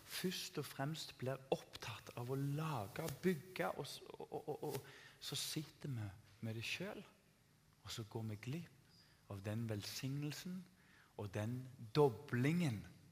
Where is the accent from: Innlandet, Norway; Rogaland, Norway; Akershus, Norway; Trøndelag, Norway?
Rogaland, Norway; Tananger; Jeg vokste opp i Tananger